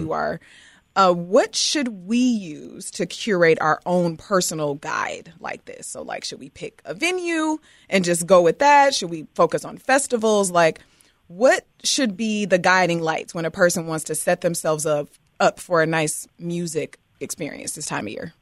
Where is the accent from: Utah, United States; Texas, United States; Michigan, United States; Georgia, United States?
Michigan, United States; Detroit; now in Chicago, United States; I'm from Detroit